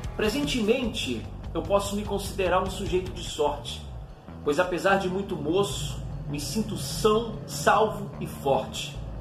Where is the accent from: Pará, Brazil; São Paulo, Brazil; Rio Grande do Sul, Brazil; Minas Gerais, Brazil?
Pará, Brazil; now in Rio de Janeiro, Brazil; eu sou paraense e me mudei para o Rio de Janeiro em 1997